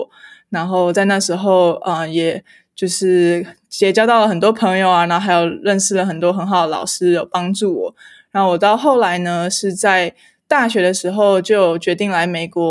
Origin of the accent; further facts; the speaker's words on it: Taiwan; moved away as an adult; now in Idaho, United States; 我自己呢是在台湾出生长大的